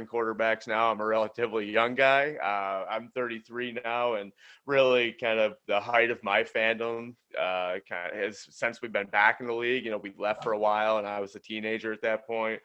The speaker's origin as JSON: {"language": "English", "region": "New York", "country": "United States", "said": "I'm from New York"}